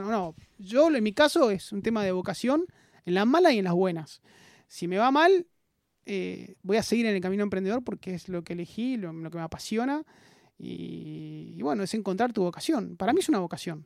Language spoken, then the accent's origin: Spanish; Buenos Aires, Argentina; also born or lived in Mercedes, Buenos Aires Province; nací acá en Buenos Aires, eh, soy mitad porteño, mitad del interior de, Buenos Aires, de Mercedes, provincia de Buenos Aires, que mi, madre es de ahí